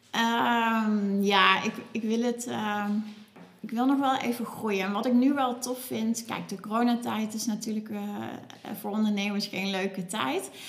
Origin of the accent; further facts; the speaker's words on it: Cuijk, North Brabant, Netherlands; moved away as an adult; now in Nijmegen, Netherlands; ik kom uit Kuik